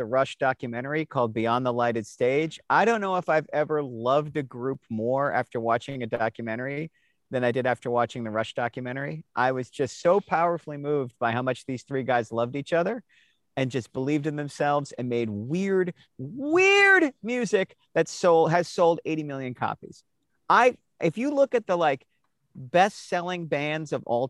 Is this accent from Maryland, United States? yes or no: yes; Annapolis, Maryland, United States; I grew up outside of Washington, D.C. I grew up in a weird town. Annapolis, Maryland is a colonial town